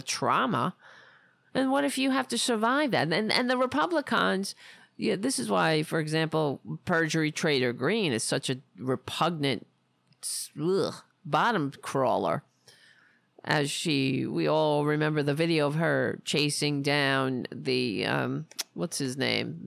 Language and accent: English; United States; being an American